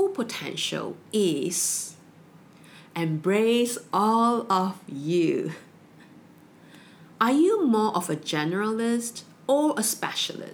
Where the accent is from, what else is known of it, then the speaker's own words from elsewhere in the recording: Malaysia; growing up in Malaysia, we have the education system at the age of 16